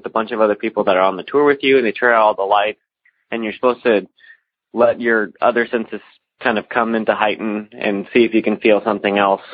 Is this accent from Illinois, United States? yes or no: yes; Alton, Illinois, United States; I'm from the Alton area of Illinois